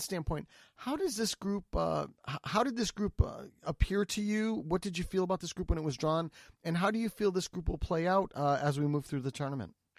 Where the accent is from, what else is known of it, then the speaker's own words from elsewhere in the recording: United States; as an American